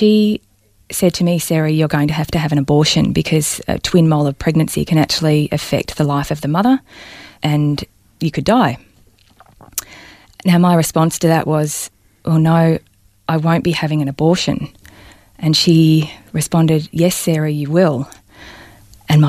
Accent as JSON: {"language": "English", "town": "Balnarring", "region": "Victoria", "country": "Australia", "tie": "born or raised there"}